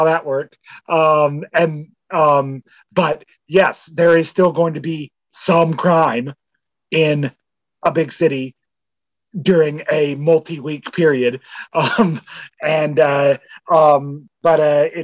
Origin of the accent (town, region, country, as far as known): Canada